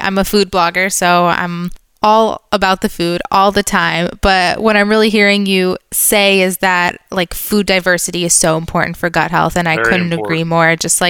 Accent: Michigan, United States; now in Florida, United States; here in Florida, I have so many fruits that I've never even heard of. I'm from Michigan.

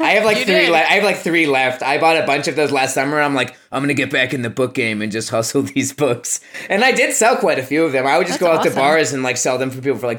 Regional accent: Orlando, Florida, United States; moved away; we grew up in Orlando.

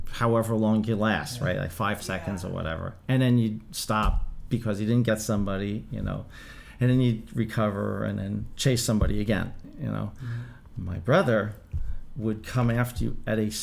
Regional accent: New York City, New York, United States; growing up in the Bronx and 155th Street and Melrose Avenue

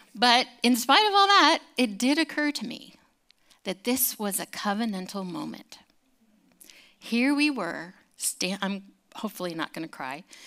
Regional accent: California, United States; growing up in California

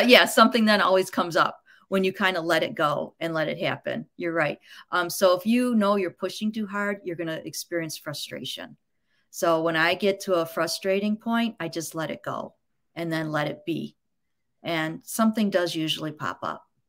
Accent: Grosse Pointe, Michigan, United States; I was born in Grosse Pointe, Michigan

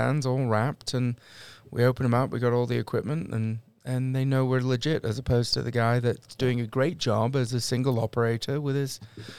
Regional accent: London, United Kingdom; accent: Cockney; moved away

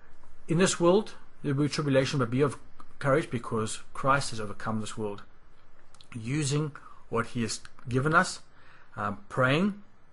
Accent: South Africa; moved away; Like when we came from South Africa, and I know there will be some South Africans listening to this

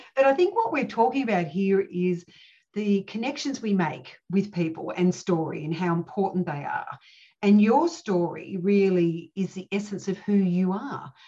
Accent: Cooma, New South Wales, Australia; I grew up in Cooma

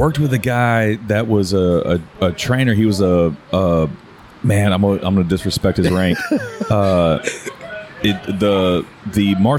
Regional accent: Houston, Texas, United States; Here in Houston, for those that are international, if you're hearing the conversation. But I grew up like around Hardy Little York, so there was a Chinese food spot at Airline and 45

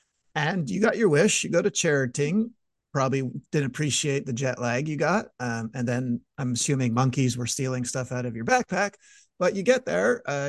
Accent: Montreal, Quebec, Canada; I'm from Montreal

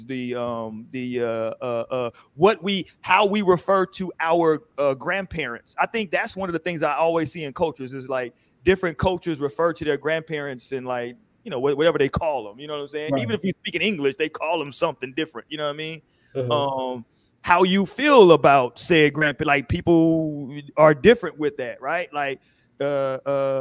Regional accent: Houston, Texas, United States; I grew up in Houston.

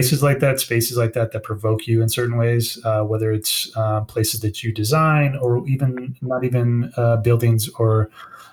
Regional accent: South Bend, Indiana, United States; I grew up in South Bend, Indiana

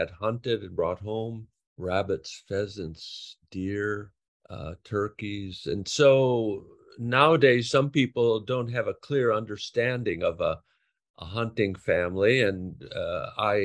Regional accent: North Dakota, United States; I come from North Dakota

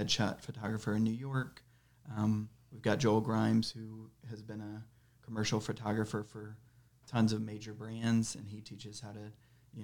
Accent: Kenya; I was born in Kenya

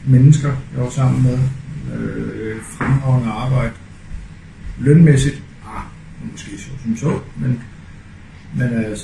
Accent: Denmark; Dan- Danmark er, hvor jeg er født, hvor jeg er opvokset, og Danmark er stedet, hvor jeg dør, når vi når til.

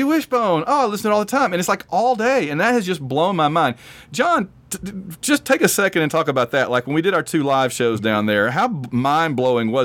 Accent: Alabama, United States; I'm from Alabama

